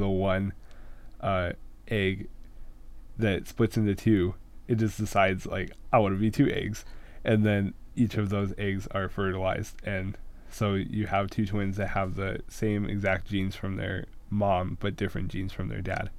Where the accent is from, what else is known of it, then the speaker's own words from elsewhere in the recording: San Diego, California, United States; I'm from San Diego